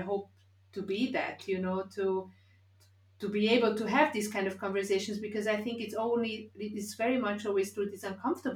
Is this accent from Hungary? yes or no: yes; Hungary; I grew up in Hungary in the 70s, 80s, which was 99.9% white